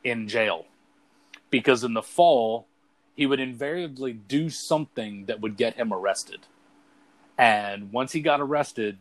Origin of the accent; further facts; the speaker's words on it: Brunswick, Maine, United States; my hometown here in Brunswick